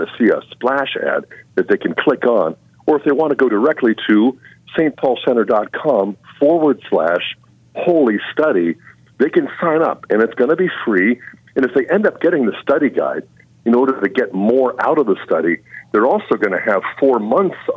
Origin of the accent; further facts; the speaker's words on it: United States; as American Christians